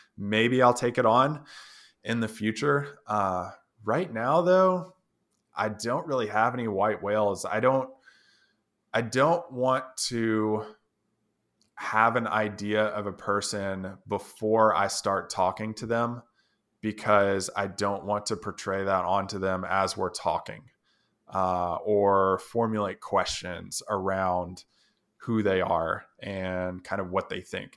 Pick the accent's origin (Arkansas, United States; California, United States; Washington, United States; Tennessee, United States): Tennessee, United States; I'm from Tennessee, just visiting out here